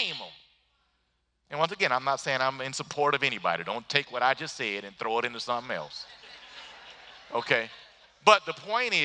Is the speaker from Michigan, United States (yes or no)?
yes; Detroit, Michigan, United States; moved away; I grew up in Detroit where they say the exact same stuff